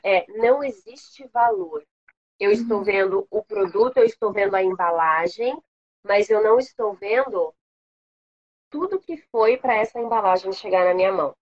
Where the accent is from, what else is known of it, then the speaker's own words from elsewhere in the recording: São Paulo, Brazil; moved away as an adult; also born or lived in Washington, D.C., United States; now in Rio de Janeiro, Brazil; Eu não sou daqui, eu sou de São Paulo